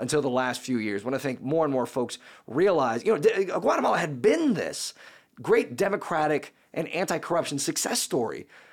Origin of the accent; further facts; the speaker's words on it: United States; I'm an American